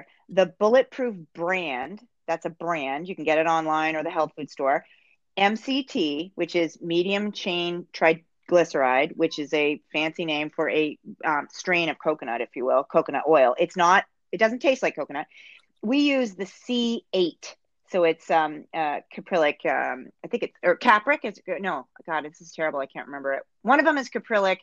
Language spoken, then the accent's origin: English; Northeast, United States; now in Canada; as an American, I didn't in the Northeast, I didn't grow up with curling.